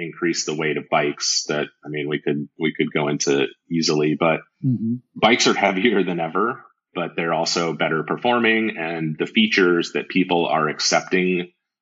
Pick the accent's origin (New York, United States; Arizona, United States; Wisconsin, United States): Arizona, United States; I'm from Arizona